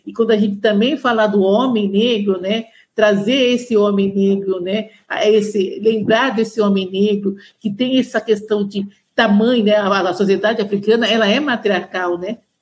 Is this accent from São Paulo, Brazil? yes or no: yes; São Paulo, Brazil; eu sou de São Paulo, nascida e criada em São Paulo